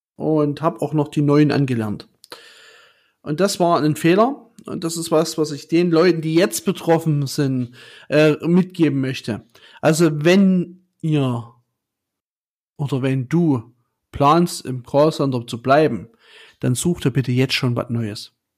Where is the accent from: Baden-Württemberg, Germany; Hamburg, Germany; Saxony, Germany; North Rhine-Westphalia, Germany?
Saxony, Germany; Chemnitz; ich komme aus Chemnitz